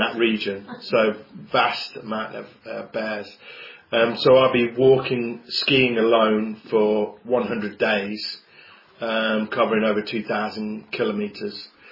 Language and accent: English; Coventry, West Midlands, United Kingdom; I'm from Coventry. I was brought up here.